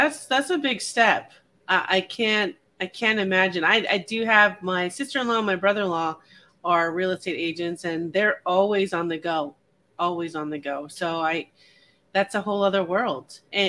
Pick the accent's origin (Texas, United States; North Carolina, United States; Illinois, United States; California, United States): California, United States; Simi Valley; I grew up in a small town. It was a small town back then, Simi Valley, California.